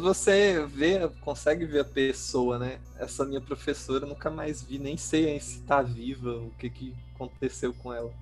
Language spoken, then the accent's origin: Portuguese; Pontes e Lacerda, Mato Grosso, Brazil; moved away as an adult; also born or lived in Natal, Rio Grande do Norte; now in São Paulo, Brazil; eu nasci em Pontes Lacerda, né? Só que eu fui com quatro meses de idade para Natal, Rio ah. Grande do Norte. E aí lá eu fiquei até os oito anos. Depois eu voltei para Pontes da Lacerda e depois que eu me formei em letras lá em Pontes da Lacerda, eu vim para São Paulo